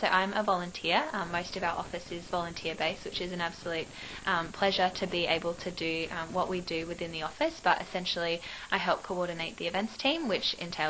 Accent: Adelaide, South Australia, Australia; moved away as an adult; now in Sydney, Australia; I'm initially from Adelaide, but I moved here for

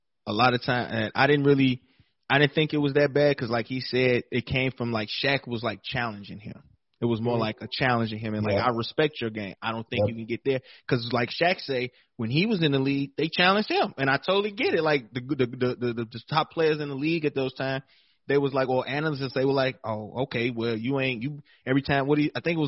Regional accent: Chicago, Illinois, United States; I'm from Chicago

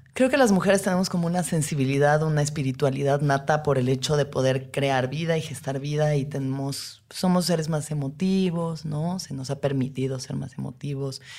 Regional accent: Mexico; como mujeres mexicanas

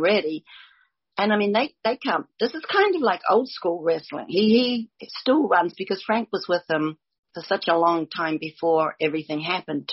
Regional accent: New Zealand; Grew up in New Zealand

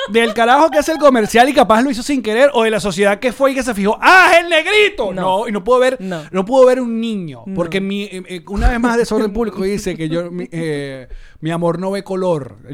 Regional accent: Venezuela; moved away; yo soy venezolano.

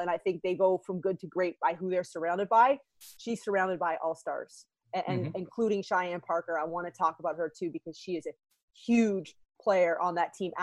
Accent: Canada; I'm Canadian

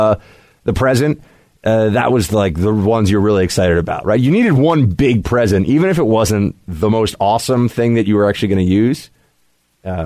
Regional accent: New York, United States; I grew up in New York

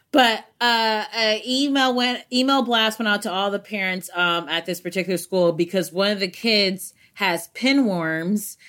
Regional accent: United States; my Americanness

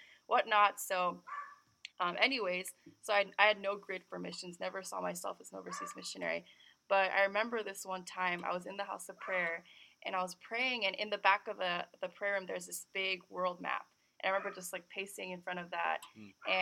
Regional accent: California, United States; I was born and raised in California, but my background is Korean

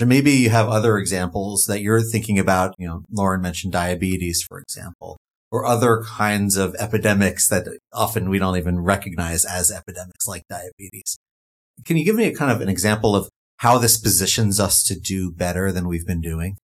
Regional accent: New York, United States; my home state of New York

